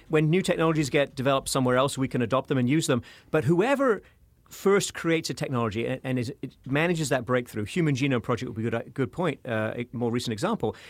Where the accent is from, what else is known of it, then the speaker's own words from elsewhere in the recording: United Kingdom; moved away; I'm, I'm from the, the United Kingdom, as you may have guessed from my accent.